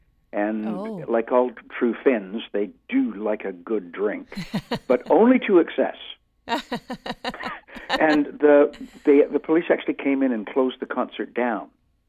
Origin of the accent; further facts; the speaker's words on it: Canada; moved away as an adult; also born or lived in Vancouver Island; now in United Kingdom; Well, I'm Canadian